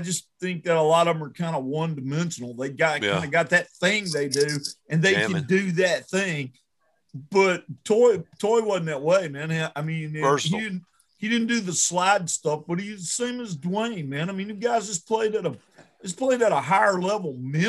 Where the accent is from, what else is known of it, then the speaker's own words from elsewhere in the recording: the South, United States; growing up in the South, I totally get it, man.